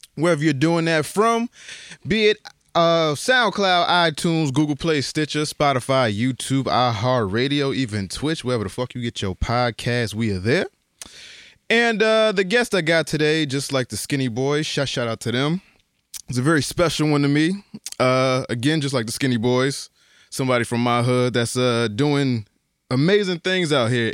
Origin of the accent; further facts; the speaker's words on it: Bridgeport, Connecticut, United States; Because I grew up in the Terrace maybe like, I, I, I lived there to maybe I was like three or four. They knocked my building down. and then we moved to Sunshine.